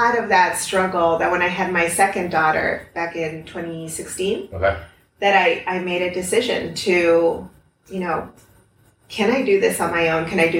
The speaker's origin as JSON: {"language": "English", "region": "Lima", "country": "Peru", "tie": "born or raised there", "also_born_or_lived": "Norwalk, Connecticut, United States", "said": "Yeah. And when I was three, we moved to Peru. I'm the last of three kids. My mom's Peruvian."}